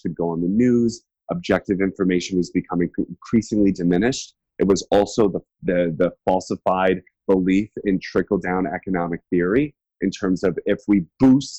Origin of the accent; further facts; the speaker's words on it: United States; I'm an American